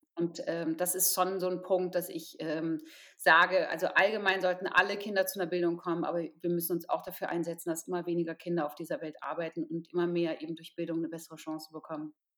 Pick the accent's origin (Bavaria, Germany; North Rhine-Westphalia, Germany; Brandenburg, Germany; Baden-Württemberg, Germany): Brandenburg, Germany; Potsdam; ich komme aus Potsdam